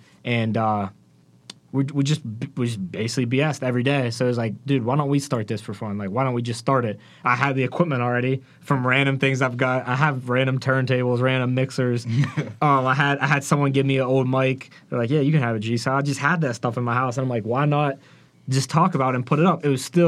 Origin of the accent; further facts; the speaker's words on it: just south of Wheeling, West Virginia, United States; moved away as an adult; now in Pittsburgh, United States; I grew up just a little bit south of Wheeling.